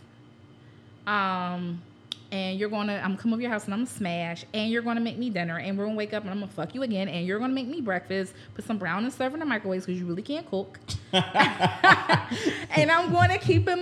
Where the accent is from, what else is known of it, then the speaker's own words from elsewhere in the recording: Pittsburgh, Pennsylvania, United States; moved away as an adult; now in Philadelphia, United States; I'm from Pittsburgh, born and raised